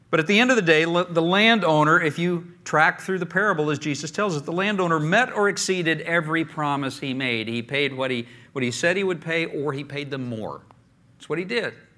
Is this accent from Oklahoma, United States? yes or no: yes; Oklahoma, United States; I grew up in Oklahoma